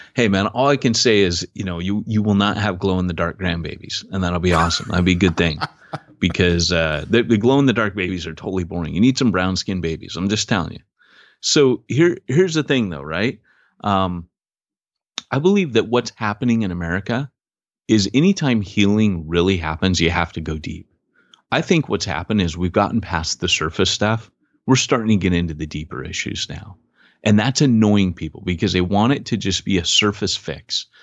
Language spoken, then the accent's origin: English; United States; moved away as an adult; also born or lived in Britain; I'm an American